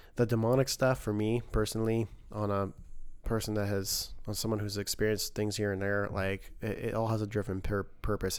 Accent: Idaho, United States; I'm Christian boy from Idaho

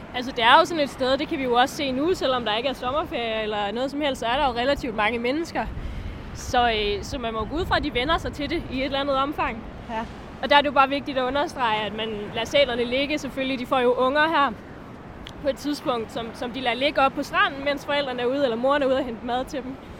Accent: Denmark; som danskere

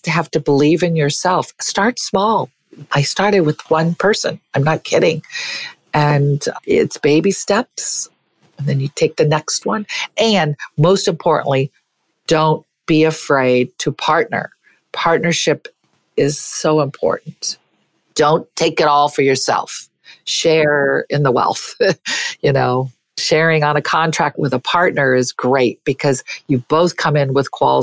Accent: Southern California, United States; moved away; I am from Southern California, so I do love going back in the summer

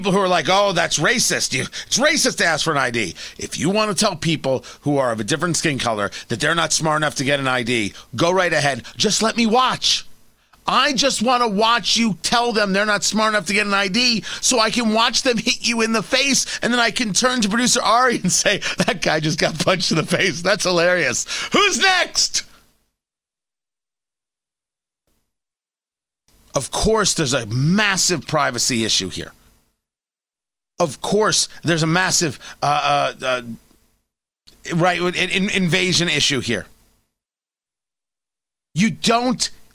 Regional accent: United States; I'm an American

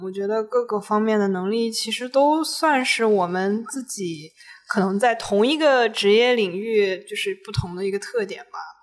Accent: Taiyuan, Shanxi, China; 我老家 ，呃，太原那边，就是我奶奶家那个村子

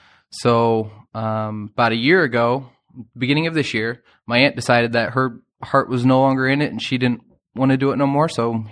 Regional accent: Fort Wayne, Indiana, United States; Or I'm originally from Fort Wayne, so I ended up moving anyways.

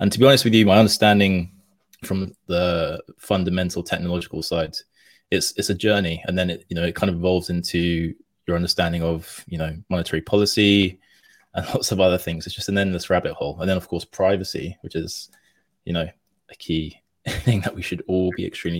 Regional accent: London, United Kingdom; me being from London

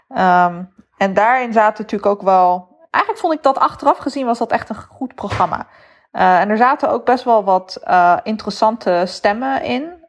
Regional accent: Netherlands; persoonlijke ervaring als een Nederlander met een moslimachtergrond

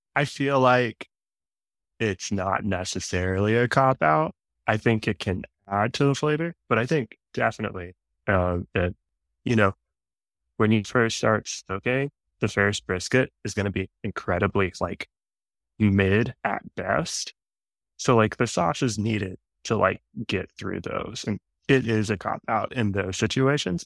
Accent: Dallas, Texas, United States; growing up in Dallas, it's like suburbia

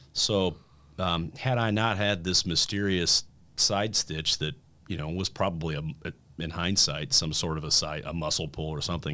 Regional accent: Fort Wayne, Indiana, United States; moved away as an adult; also born or lived in Bloomington, Indiana / Peoria, Illinois / Nashville, Tennessee / Denver, Colorado; I was born and raised in Fort Wayne, Indiana

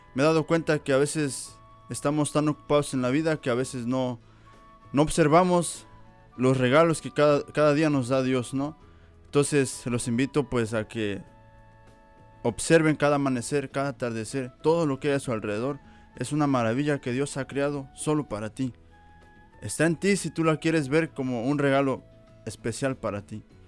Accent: Veracruz, Mexico; igual de México, Veracruz

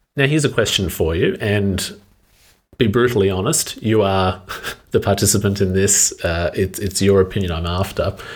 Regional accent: Australia; an Australian speaking English very comfortably

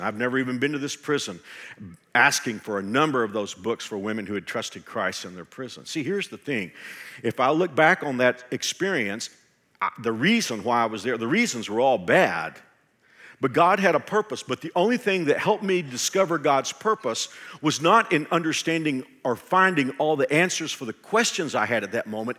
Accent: Texas, United States; in my home state of Texas

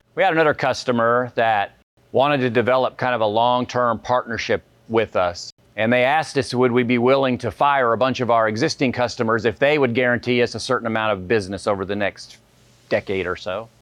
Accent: Cottonwood, Arizona, United States; move back to my hometown

